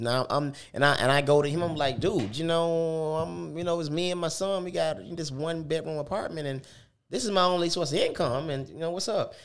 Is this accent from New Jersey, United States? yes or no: no; Detroit, Michigan, United States; moved away; also born or lived in California / Tuscaloosa; I was born in Detroit, moved to California with my mom